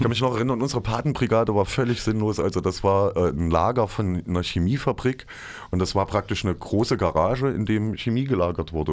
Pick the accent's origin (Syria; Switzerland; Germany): Germany; Johannesplatz, Thuringia; Wir sind dann alle am Johannesplatz groß geworden.